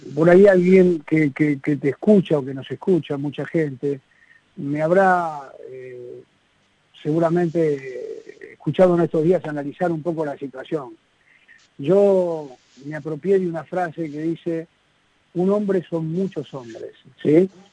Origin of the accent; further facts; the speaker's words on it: Argentina; nosotros somos imperfectos los argentinos